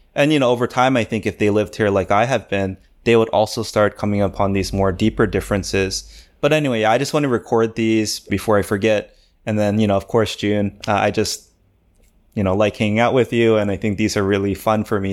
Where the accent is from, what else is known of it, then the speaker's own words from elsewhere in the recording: Maryland, United States; moved away as an adult; also born or lived in California / Korea; now in Seoul, South Korea; I was born and raised in America, specifically in Maryland, the greatest state in the union.